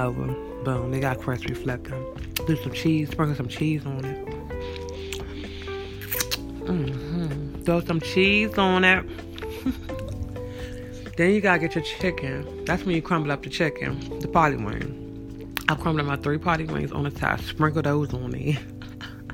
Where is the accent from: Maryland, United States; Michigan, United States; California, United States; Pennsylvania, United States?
Maryland, United States; Landover; I'm from Landover.